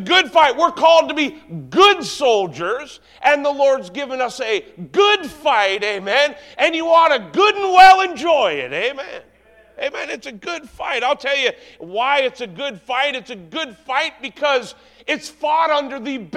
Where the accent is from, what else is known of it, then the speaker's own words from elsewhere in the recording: Canada; I'm Canadian